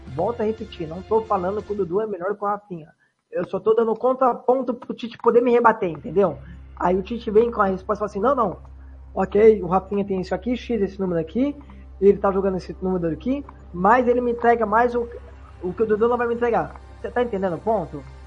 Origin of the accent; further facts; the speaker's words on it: São Paulo, Brazil; aqui no estado de São Paulo, que eu sou do estado de São Paulo